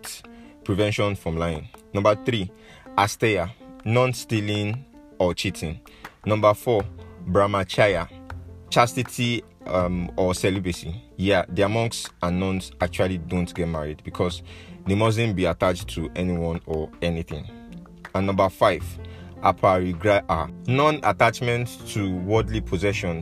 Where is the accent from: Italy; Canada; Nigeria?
Nigeria; my home country, Nigeria.